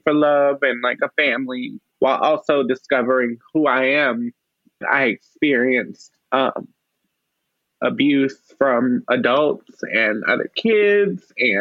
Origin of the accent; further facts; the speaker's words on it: Madisonville, Louisiana, United States; also born or lived in New Orleans, Louisiana; I was born in New Orleans, Louisiana. However, a lot of the roots to my family live in Madisonville, Louisiana, which is about 30 minutes north of New Orleans on the North Shore. And so I did a lot of growing up there